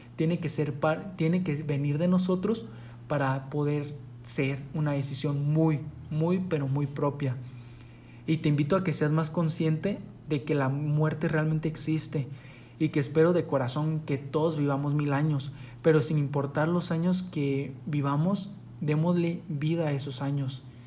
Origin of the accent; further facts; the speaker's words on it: Mexico; en nuestro país, aquí en México